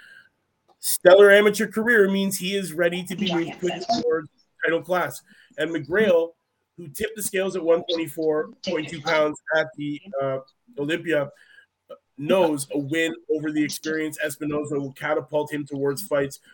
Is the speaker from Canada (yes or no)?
yes; Canada; we're from Canada